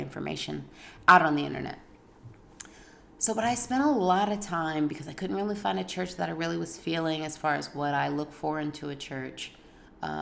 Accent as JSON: {"language": "English", "region": "Virginia", "country": "United States", "tie": "born or raised there", "also_born_or_lived": "New Orleans, Louisiana / Canada", "moved": "yes", "said": "I grew up in Virginia"}